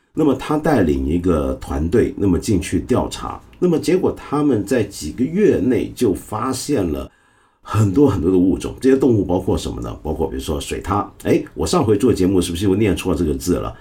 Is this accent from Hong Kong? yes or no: yes; Hong Kong; 我在香港，我们香港人